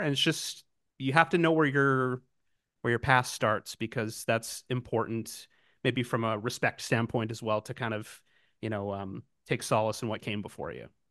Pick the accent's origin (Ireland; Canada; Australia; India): Canada; Canadian, as I am, a gentle, nice Canadian boy